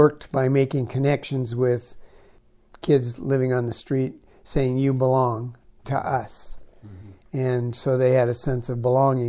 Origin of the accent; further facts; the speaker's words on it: United States; I'm from the United States, we're privileged